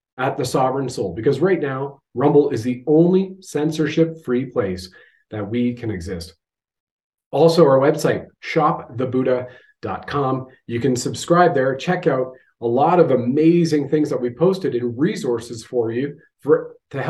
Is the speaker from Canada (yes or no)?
yes; Canada; I have served my country at the federal level as a Canadian infantry soldier.